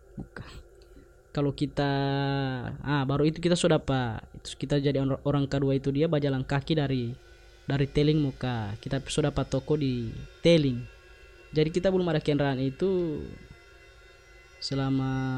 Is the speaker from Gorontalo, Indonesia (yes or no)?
yes; Gorontalo, Indonesia; kita orang Gorontalo